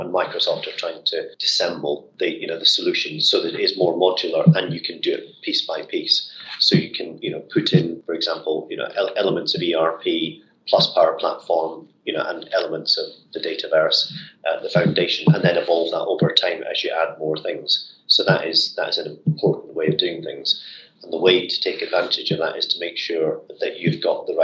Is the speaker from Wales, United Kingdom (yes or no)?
no; Scotland, United Kingdom; as a Scotsman